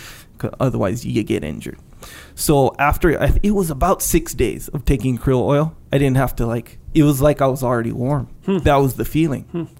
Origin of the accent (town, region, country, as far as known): Hawaii, United States; born or raised there; also born or lived in Victoria, British Columbia, Canada